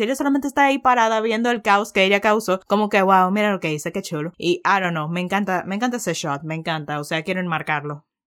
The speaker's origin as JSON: {"language": "Spanish", "country": "Dominican Republic", "said": "soy dominicano"}